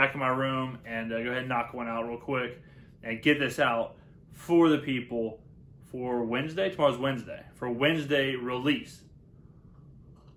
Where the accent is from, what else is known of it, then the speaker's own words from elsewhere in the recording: South Mississippi, United States; also born or lived in McKinney, Texas; I'm from Mississippi, and Mississippi I feel like is stereotyped really poorly